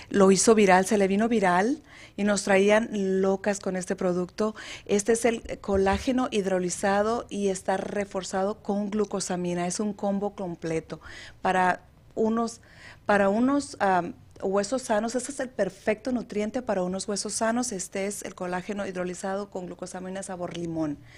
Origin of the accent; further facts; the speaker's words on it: Mexicali, Baja California, Mexico; Yo soy de Mexicali, Baja California. Ah. Orgullosamente Cachanilla.